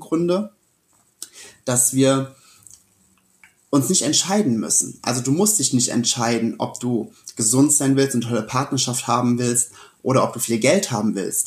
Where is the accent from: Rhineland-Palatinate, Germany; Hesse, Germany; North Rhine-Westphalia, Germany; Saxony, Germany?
Rhineland-Palatinate, Germany; Sessenhausen; also born or lived in Rüdesheim / Wiesbaden; mit sieben bin ich dann äh, wegen meinen Eltern oder durch meine Eltern hier nach Sessenhausen gezogen